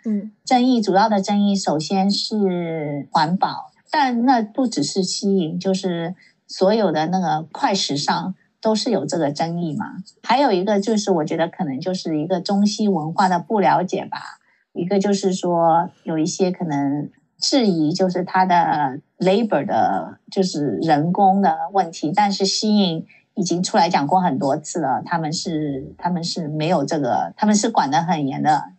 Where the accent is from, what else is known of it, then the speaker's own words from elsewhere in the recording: Silicon Valley, California, United States; also born or lived in China; 我没有在别的城市住过， 然后， 然后呢，我在这里长大